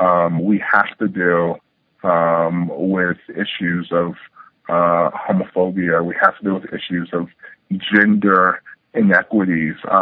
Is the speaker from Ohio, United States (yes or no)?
no; Culver City, California, United States; I grew up in Culver City, California, which is kind of a suburban-y part of Los Angeles.